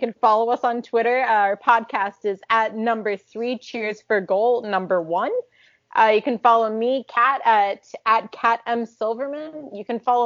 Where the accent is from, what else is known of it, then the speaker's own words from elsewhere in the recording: the East of the United States, East Coast, United States; I grew up in the States, out in the East